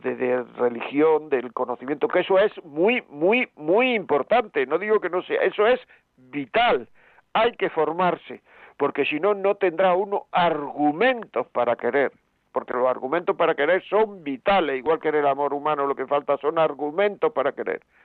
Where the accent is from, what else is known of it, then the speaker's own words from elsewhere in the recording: Granada, Andalusia, Spain; yo soy de Granada